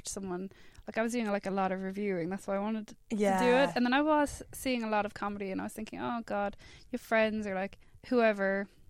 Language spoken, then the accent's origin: English; Limerick, Munster, Ireland; moved away as an adult; now in England; There was one guy I had from Limerick on the podcast, where that's where I'm from.